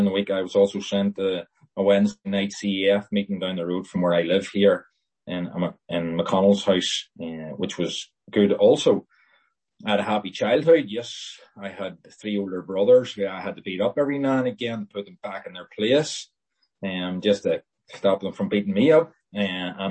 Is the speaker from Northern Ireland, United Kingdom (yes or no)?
yes; Lisburn, Northern Ireland, United Kingdom; I was born in Lisburn